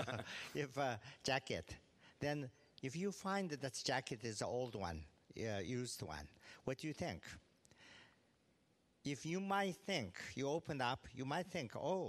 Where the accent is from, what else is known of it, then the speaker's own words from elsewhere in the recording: Tibet, China; also born or lived in California; now in Bloomington, United States; Regionally, of course, I'm from Tibet, but then because due to a political situation, I end up in California